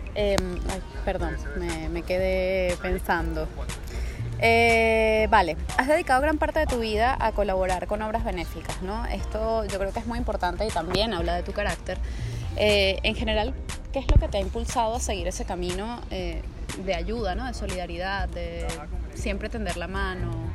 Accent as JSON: {"language": "Spanish", "country": "Venezuela", "moved": "yes", "said": "esos venezolanos que estamos fuera"}